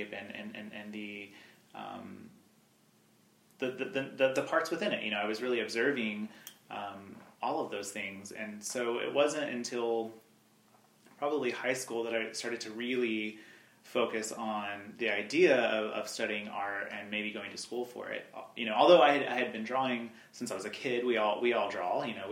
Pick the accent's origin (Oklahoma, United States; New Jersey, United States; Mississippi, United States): Oklahoma, United States; Altus; I'm originally from Oklahoma. I grew up southwest Oklahoma, Altus, Oklahoma, which is not too far from here